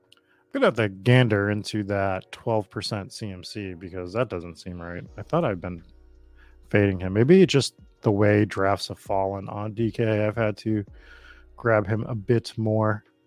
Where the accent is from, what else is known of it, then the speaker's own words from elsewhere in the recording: Boston, Massachusetts, United States; accent: Boston; my Boston accent